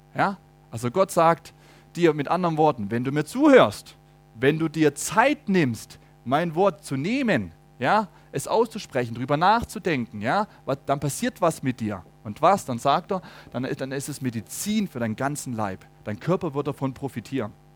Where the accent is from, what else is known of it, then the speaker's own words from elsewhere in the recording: Germany; bei uns in Deutschland